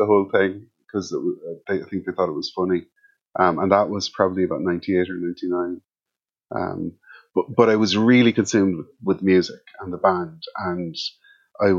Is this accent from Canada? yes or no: no; Kildare, Leinster, Ireland; also born or lived in Cork; we moved to Kildare when I was around 6 or 7 because my dad was in the army